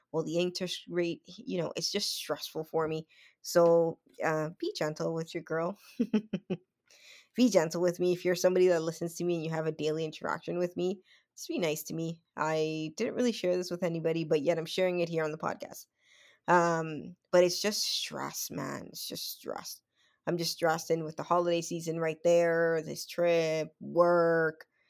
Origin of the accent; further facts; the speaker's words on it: Dominican Republic; I'm from the Dominican Republic